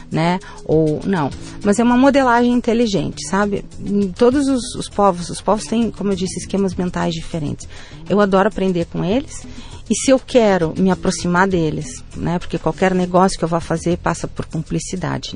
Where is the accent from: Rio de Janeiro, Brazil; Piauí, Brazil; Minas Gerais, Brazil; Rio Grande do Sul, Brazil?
Rio Grande do Sul, Brazil; also born or lived in Spain; eu sou gaúcha.